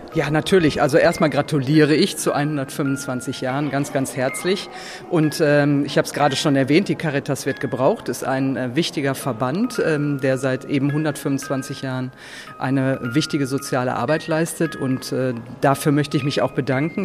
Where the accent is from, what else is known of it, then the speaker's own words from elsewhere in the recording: Duisburg, North Rhine-Westphalia, Germany; hier in Duisburg, meiner Heimatstadt